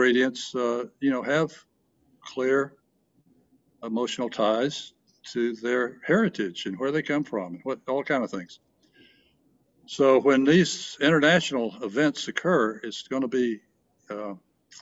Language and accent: English; the South, United States; I grew up in the South